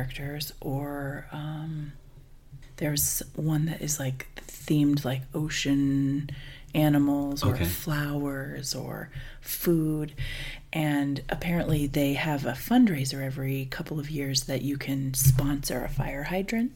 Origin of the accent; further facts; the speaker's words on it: Denver, Colorado, United States; moved away; I'm from Denver originally